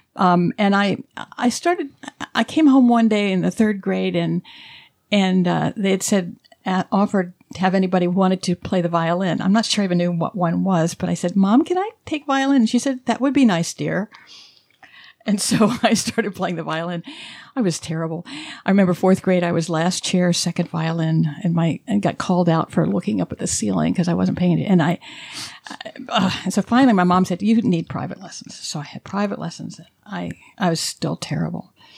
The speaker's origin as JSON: {"language": "English", "town": "Dayton", "region": "Ohio", "country": "United States", "tie": "born or raised there", "also_born_or_lived": "Alabama"}